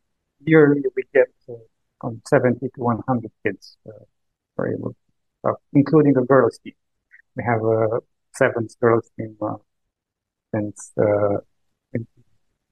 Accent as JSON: {"language": "English", "town": "Băicoi", "region": "Prahova", "country": "Romania", "tie": "born or raised there", "said": "my hometown of Boikoi, which is like 100 kilometers"}